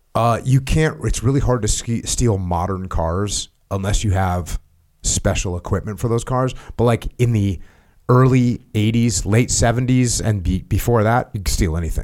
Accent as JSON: {"language": "English", "region": "New England", "country": "United States", "tie": "born or raised there", "said": "I grew up in New England, where it snows."}